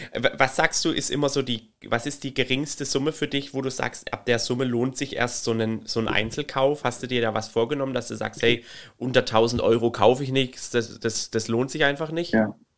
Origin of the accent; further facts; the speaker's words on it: Baden-Württemberg, Germany; Bei uns in Baden-Württemberg